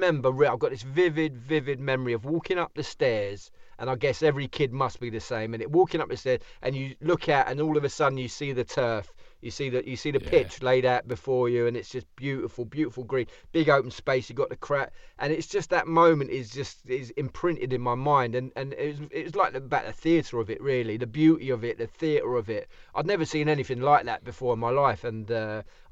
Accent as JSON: {"language": "English", "region": "London", "country": "United Kingdom", "tie": "born or raised there", "said": "I was brought up in Islington."}